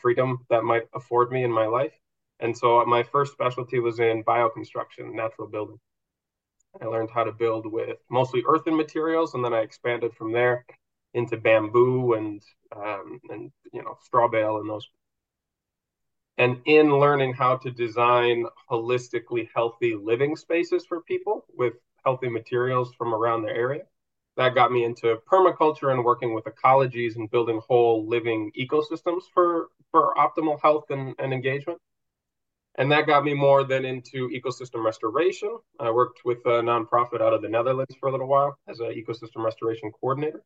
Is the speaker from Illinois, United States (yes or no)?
no; Minnesota, United States; moved away as an adult; now in Spain; I've lived all over, but I grew up mostly in Minnesota